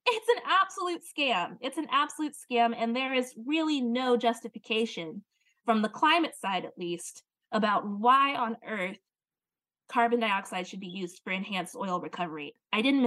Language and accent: English; Louisiana, United States; In my home state of Louisiana